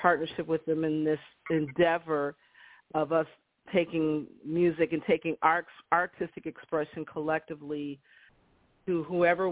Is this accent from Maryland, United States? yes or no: no; Minneapolis, Minnesota, United States; moved away as an adult; now in Central Florida, United States; I'm originally from Twin Cities, St. Paul, Minneapolis, Minnesota